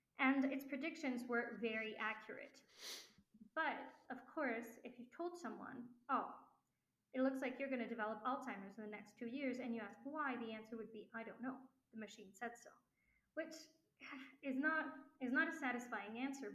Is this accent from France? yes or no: yes; France; now in Mexico; because I grew up in France